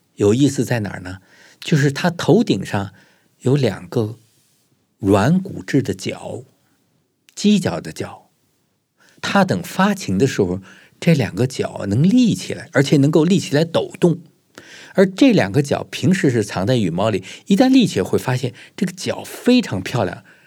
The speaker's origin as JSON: {"language": "Chinese", "region": "Beijing", "country": "China", "tie": "born or raised there", "said": "我小时候呢，生活在北京的白塔寺附近的一个四合院里头"}